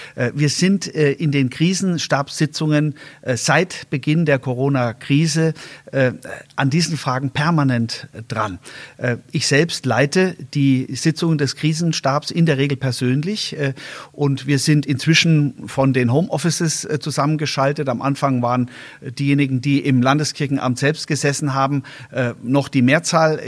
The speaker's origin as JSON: {"language": "German", "country": "Germany", "said": "als Land, als, äh, als Deutsche"}